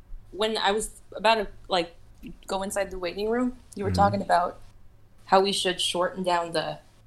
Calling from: Sacramento, California, United States; I'm calling from Sacramento.

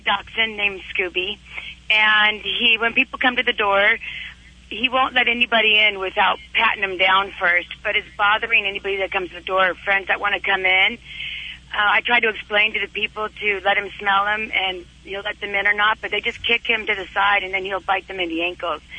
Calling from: Mission Viejo, California, United States; I'm calling from Mission Viejo

